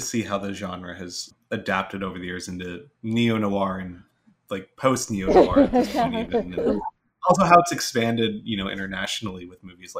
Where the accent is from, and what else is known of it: New Mexico, United States; born or raised there